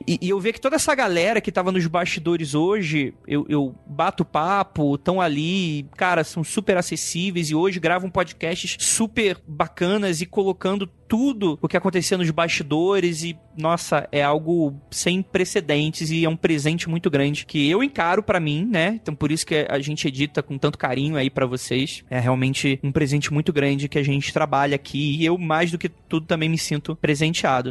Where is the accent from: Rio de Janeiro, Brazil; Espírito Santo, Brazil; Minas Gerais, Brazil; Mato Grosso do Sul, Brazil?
Rio de Janeiro, Brazil; now in São Paulo, Brazil; Sou do Rio